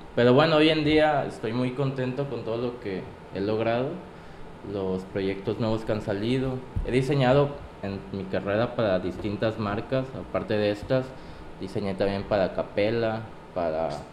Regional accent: Acapulco, Guerrero, Mexico; soy de aquí, soy de Acapulco. Aquí empezó toda, toda mi carrera

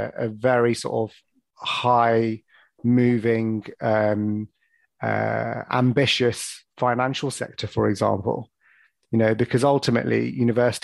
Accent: London, United Kingdom; moved away as an adult; now in Birmingham, United Kingdom; I was born and brought up in Northwest London

